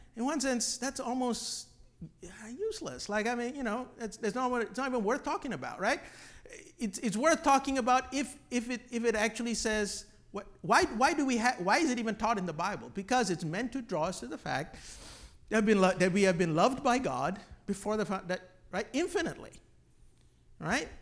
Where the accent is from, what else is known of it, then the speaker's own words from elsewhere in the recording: Malaysia; I grew up on Hillsong music in Malaysia